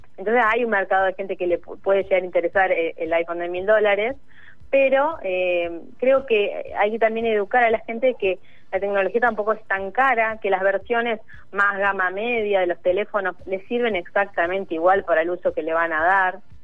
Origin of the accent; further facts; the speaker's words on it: Carmen de Patagones, Argentina; also born or lived in Río Negro; now in Buenos Aires, Argentina; yo soy de, de, de Patagones, de Río Neva, de Río Negro, y allá no llegaba nada